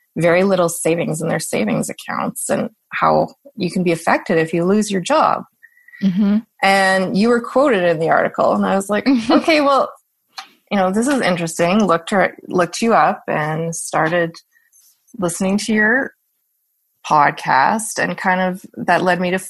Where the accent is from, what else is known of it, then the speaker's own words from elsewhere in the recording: Saskatoon, Saskatchewan, Canada; I didn't grow up on a farm at all. I'm from Saskatoon